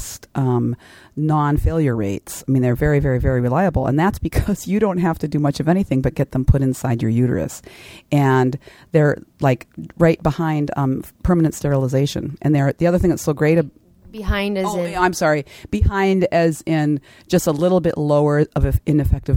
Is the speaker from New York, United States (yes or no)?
no; Kodiak, Alaska, United States; I do the family planning clinic in my hometown of Kodiak